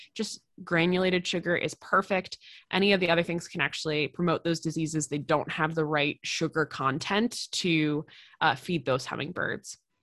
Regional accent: East Coast, United States; now in Midwest, United States; I'm from the East Coast

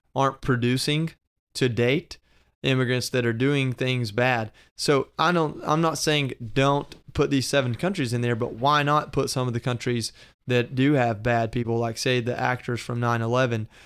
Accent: Georgia, United States; moved away; I'm from Georgia

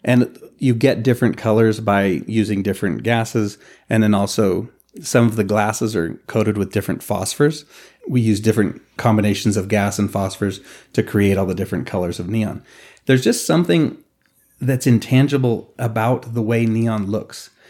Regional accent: Reno, Nevada, United States; born or raised there

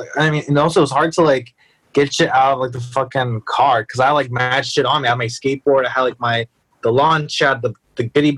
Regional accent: New York City, New York, United States; I'm not even from the Bronx. I'm from Upper Manhattan.

